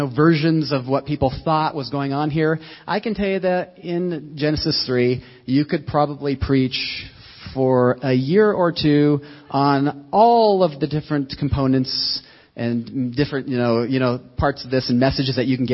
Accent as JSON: {"language": "English", "country": "United States", "said": "As an American Christian"}